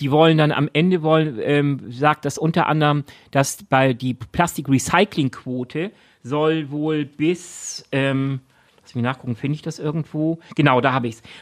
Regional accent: Shanghai, China; Ach, in Shanghai, in meiner, du hast recht, Shanghai. meiner alten Heimatstadt ah, Shanghai.

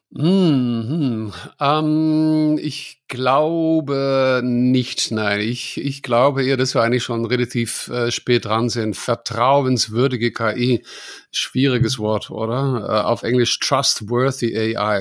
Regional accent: Netherlands; now in Germany; ich bin Holländer

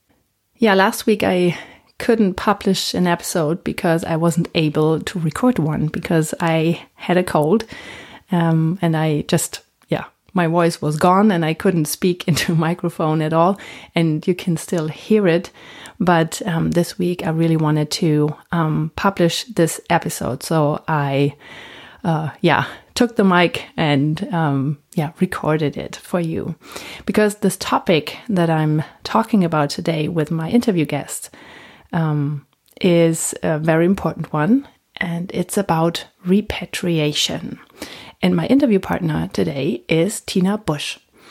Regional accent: Germany; English is a second language; also born or lived in United States; we're both German, so a little German accents.

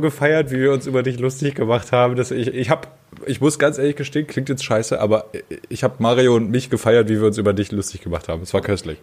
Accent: Germany; moved away; ich komme halt aus dem Harz

